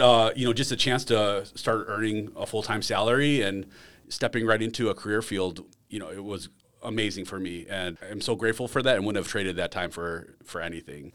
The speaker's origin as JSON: {"language": "English", "town": "Silver Lake", "region": "Wisconsin", "country": "United States", "tie": "born or raised there", "also_born_or_lived": "Chicago area, Illinois", "said": "I grew up in uh, a small town, Silver Lake, Wisconsin, out toward Lake Geneva area"}